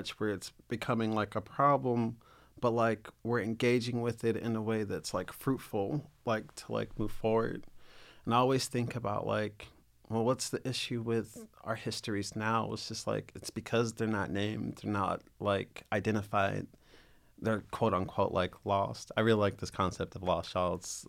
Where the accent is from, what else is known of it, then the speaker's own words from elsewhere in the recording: the South, United States; I grew up in the South.